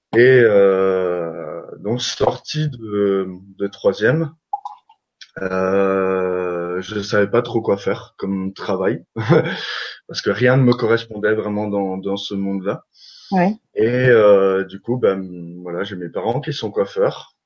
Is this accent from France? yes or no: yes; Alsace, Grand Est, France; je viens d'Alsace